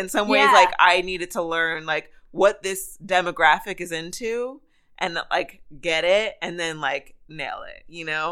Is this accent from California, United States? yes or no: yes; Rialto, California, United States; I am originally from a town called Rialto. It is right next to San Bernardino.